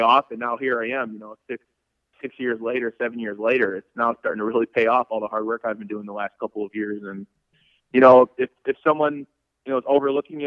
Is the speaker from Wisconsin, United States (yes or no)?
yes; Hartford, Wisconsin, United States; moved away; my hometown in Hartford, Wisconsin